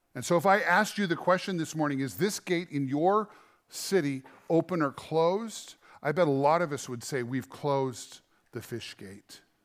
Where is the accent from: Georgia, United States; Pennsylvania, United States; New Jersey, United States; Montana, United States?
Montana, United States; We're from Montana.